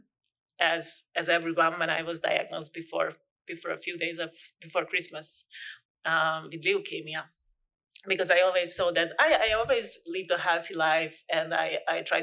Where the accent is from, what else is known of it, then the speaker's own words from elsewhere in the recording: Hungary; moved away; I'm from Hungary